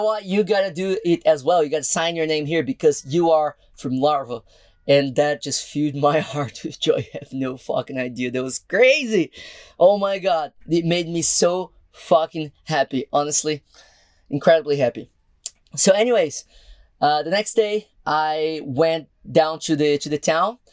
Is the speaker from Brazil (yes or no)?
yes; Brazil; moved away; I'm not from here, I'm actually from Brazil.